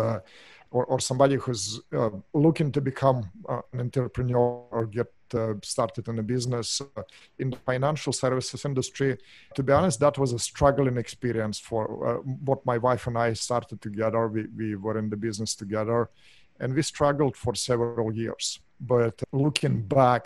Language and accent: English; Russia; English is a second language; moved away as an adult; now in Orange County, United States; As you can hear from my accent, I'm not from here. Originally, I'm from Russia, moved here in 1996